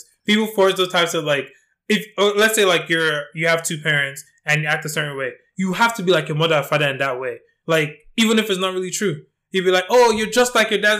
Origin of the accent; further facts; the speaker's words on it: Nigeria; I'm Nigerian.